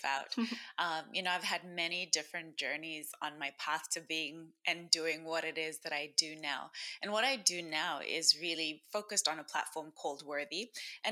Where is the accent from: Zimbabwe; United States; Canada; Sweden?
Zimbabwe; I am from Zimbabwe. And in our culture, in my country